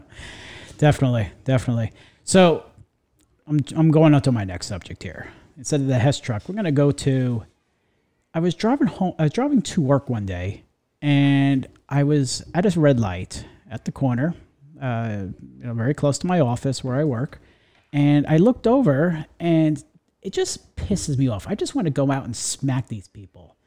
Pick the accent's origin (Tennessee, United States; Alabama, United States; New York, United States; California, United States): New York, United States; New York area, United States; now in Florida, United States; I grew up in the New York area